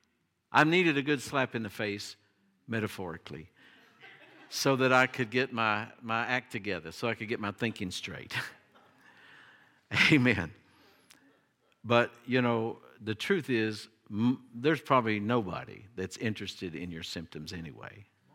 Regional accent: Appalachia, United States; And of course, I was raised in the Appalachian Mountains. I love the mountains, and I think they're beautiful.

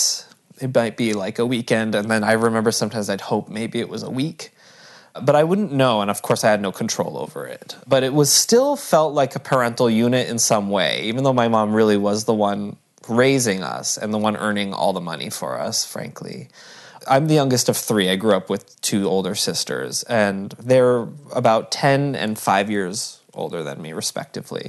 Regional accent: Barre, Vermont, United States; I grew up in Barrie, Vermont.

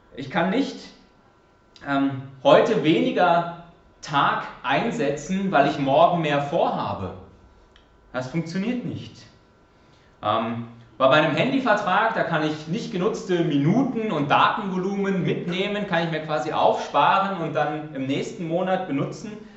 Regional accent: Germany; moved away; als Deutscher in mir

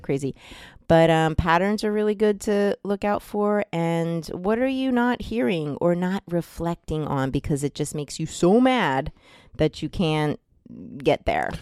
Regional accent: New Jersey, United States; I'm from New Jersey, and I'm Italian

